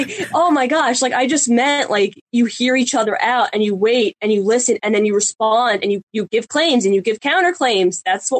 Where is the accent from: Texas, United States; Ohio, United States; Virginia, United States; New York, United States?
New York, United States; Long Island; I'm from New York.